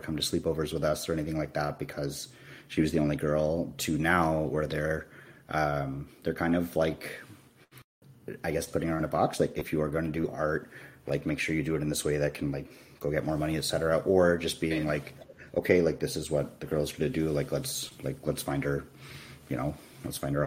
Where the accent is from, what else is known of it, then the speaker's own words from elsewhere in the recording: United States; I identify as Indian American